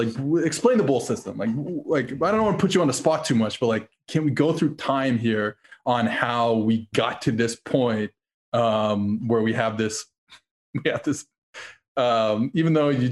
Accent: Montreal, Quebec, Canada; my hometown McGill Redmond

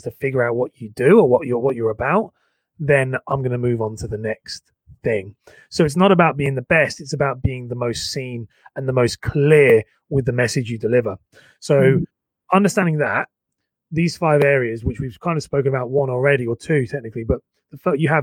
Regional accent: Cambridge, East of England, United Kingdom; moved away; also born or lived in London; I was living in London, but I'm from Cambridge.

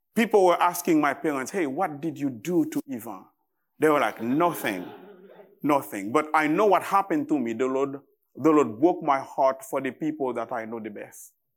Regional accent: Haiti; English is a second language; I am from Haiti. I am Haitian.

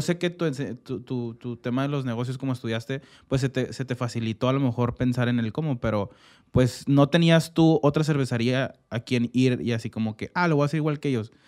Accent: Mexico; como mexicanos

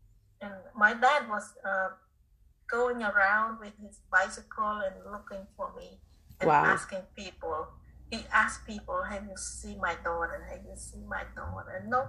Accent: Cambodia; English is a second language; moved away as an adult; also born or lived in Connecticut, United States; now in United States; my hometown is not too far from Thailand.

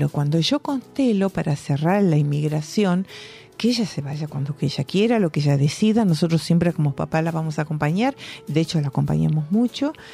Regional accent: Spain; Yo digo, nosotros somos de España.

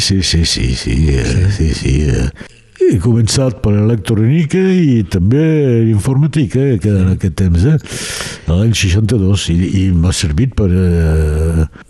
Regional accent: Perpignan, Occitania, France; jo he nascut al, a Xelem de Sant Louis

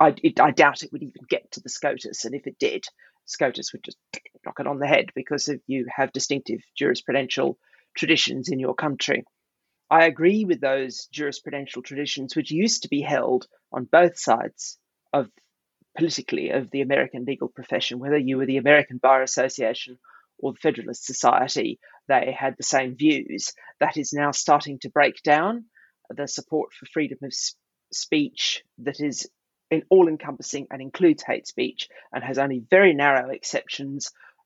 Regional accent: Australia; moved away; also born or lived in United Kingdom; my home country of Australia, a Commonwealth country.

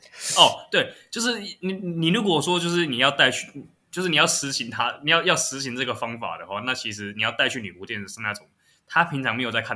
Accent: Taiwan; 就是我在国外，我从来不会承认我是台，我从来不会讲我是台湾人。

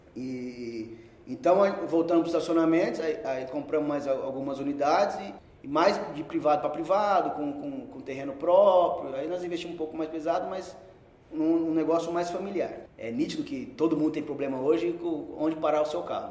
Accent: São Paulo, Brazil; Nasci em São Paulo, é, filho de comerciante, meu pai sempre teve padaria. Tá. Então, cresci vendo meu pai de segunda a segunda

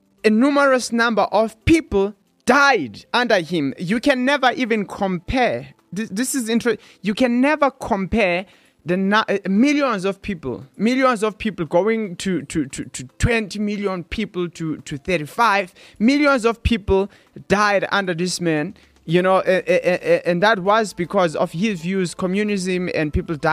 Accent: South Africa; growing up in South Africa

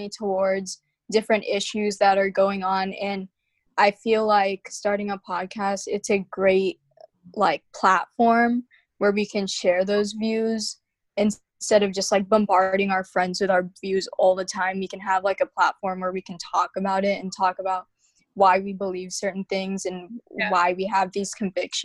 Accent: Huntsville, Alabama, United States; also born or lived in Anchorage, Alaska; I was originally born in Anchorage, Alaska, but we moved to Huntsville when I was really young

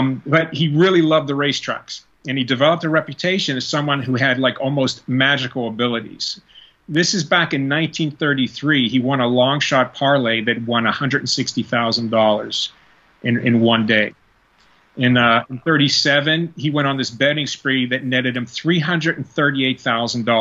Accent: Pittsburgh, Pennsylvania, United States; growing up in Pittsburgh

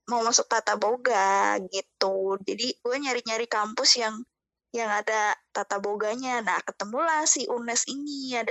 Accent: Bekasi, West Java, Indonesia; now in Semarang, Indonesia; istilahnya gue kan orang Bekasi nih ya Lu kan tuh orang Bekasi kan

